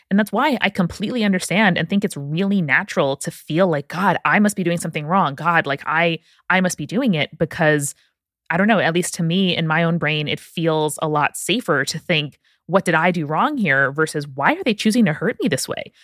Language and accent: English; Nassau County, Long Island, New York, United States; I am from Nassau County, Long Island, so about as anti-folksy as you can possibly get in the U S.